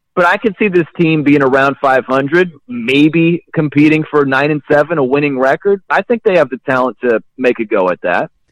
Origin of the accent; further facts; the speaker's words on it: South Bend, Indiana, United States; moved away as an adult; also born or lived in New York; now in Portland, United States; I'm from South Bend, Indiana, Notre Dame country. That's where I was born and raised.